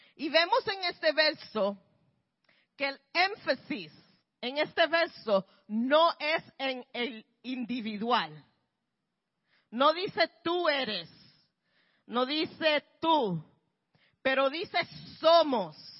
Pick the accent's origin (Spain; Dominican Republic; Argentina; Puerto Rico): Puerto Rico; now in Bronx, New York, United States; soy puertorriqueña